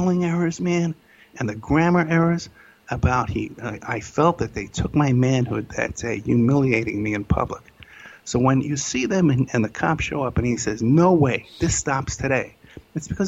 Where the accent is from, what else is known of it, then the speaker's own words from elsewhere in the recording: New York City, New York, United States; I grew up in Staten Island.